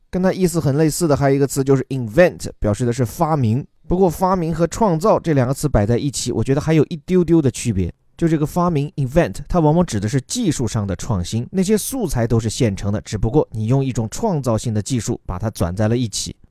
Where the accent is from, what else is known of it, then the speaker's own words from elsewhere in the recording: China; 我们中国人